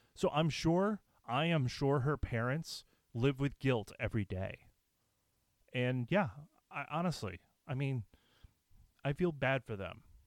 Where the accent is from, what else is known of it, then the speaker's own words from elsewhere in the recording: United States; as an American